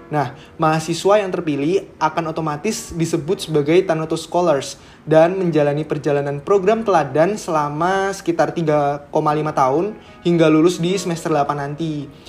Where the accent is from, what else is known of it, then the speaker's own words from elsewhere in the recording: Yogyakarta, Special Region of Yogyakarta, Indonesia; kalau aku dari Jogja, asli juga Jogja, jadi ya sekarang ada di Jogja sih.